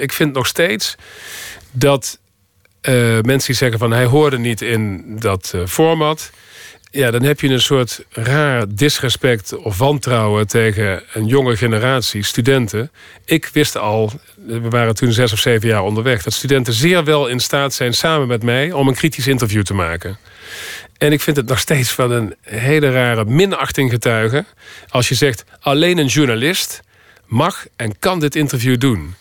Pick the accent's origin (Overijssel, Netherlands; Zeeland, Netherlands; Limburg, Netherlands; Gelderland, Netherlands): Limburg, Netherlands; North; accent: soft G; moved away as an adult; also born or lived in New York; Ik kom uit Limburg en dat zit diep in me